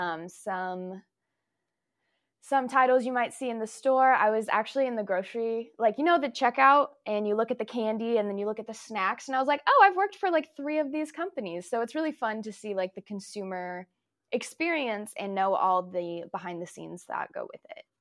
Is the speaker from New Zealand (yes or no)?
no; Folsom, California, United States; also born or lived in Washington; I was born in Washington, but I was raised in Folsom.